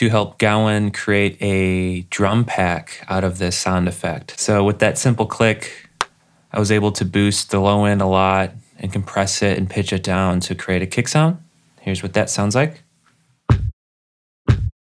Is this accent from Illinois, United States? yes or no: yes; Chicago, Illinois, United States; now in Pensacola, United States; I'm originally from Chicago. I currently live in Pensacola, Florida